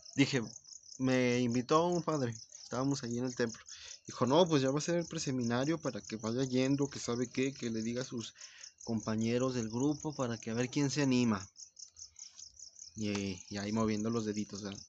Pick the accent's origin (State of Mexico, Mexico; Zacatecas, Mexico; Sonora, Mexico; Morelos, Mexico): Zacatecas, Mexico; Soy de Zacatecas y soy tortillero